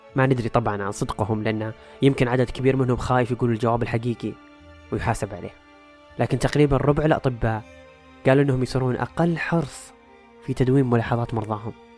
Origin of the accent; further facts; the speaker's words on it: Saudi Arabia; عندنا في السعودية